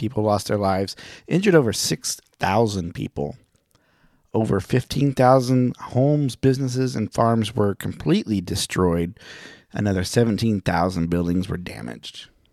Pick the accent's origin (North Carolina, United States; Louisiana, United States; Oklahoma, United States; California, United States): Oklahoma, United States; Catoosa; I'm from Oklahoma, and I know when some of the bigger storms have come through, and there was a s, huge tornado in Catoosa when I was in junior high, Catoosa, Oklahoma